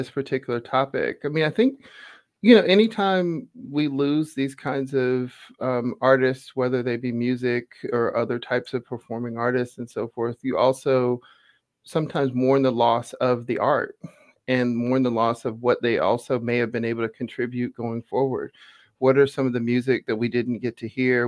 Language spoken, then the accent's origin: English; Atlanta, Georgia, United States; moved away; I grew up in Atlanta